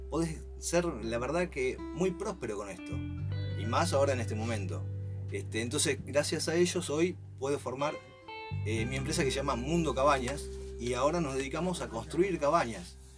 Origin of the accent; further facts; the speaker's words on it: Río Gallegos, Santa Cruz, Argentina; mi familia es toda es de Río Gallegos sí. y eh, ahora vengo justamente desde ahí